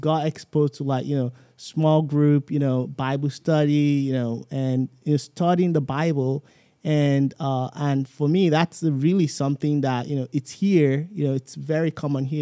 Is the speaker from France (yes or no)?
no; Southwest Nigeria, Nigeria; moved away as an adult; now in United States; I grew up like, kinda like in the Southwest